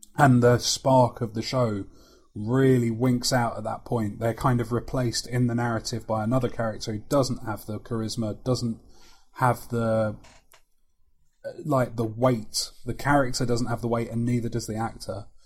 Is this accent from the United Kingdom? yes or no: yes; London, United Kingdom; accent: London; moved away; can you hear London creeping into my accent